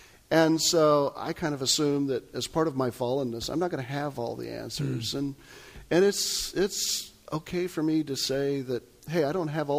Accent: Kansas, United States; That's when I was growing up in Kansas.

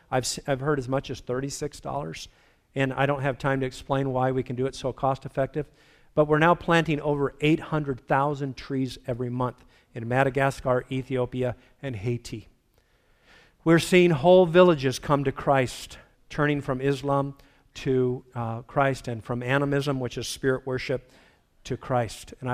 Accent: Philippines; Bottom line is, I was raised in the Philippines, beautiful, pristine environment. After 25 years, I went back and saw a destroyed environment.

